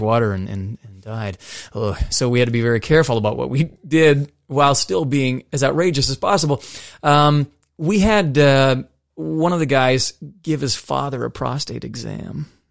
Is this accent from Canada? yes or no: yes; Nova Scotia, Canada; moved away; also born or lived in Ontario; I was from Nova Scotia. I lived in Ontario for a bit